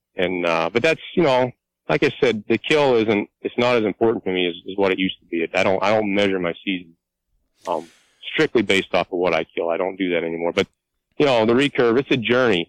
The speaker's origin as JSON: {"language": "English", "area": "Clearfield County", "region": "Pennsylvania", "country": "United States", "moved": "as an adult", "lives_now": "Tioga County, Pennsylvania, United States", "said": "I'm originally from Clearfield County, and I'm 43 years old"}